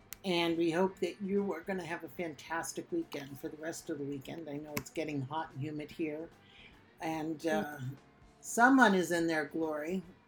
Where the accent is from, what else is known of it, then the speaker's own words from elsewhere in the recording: New Jersey, United States; when I was in my late teens, growing up in New Jersey